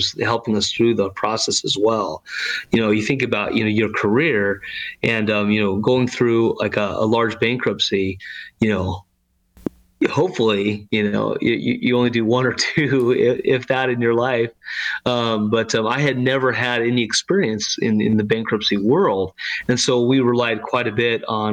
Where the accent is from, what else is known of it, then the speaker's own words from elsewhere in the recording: Arizona, United States; moved away as an adult; also born or lived in Utah / New York City; now in San Antonio, United States; I was born and raised in Arizona, spent, most of my life there until I was about 19